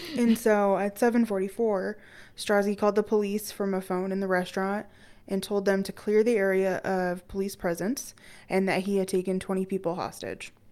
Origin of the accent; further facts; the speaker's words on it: Loveland, Colorado, United States; growing up in Loveland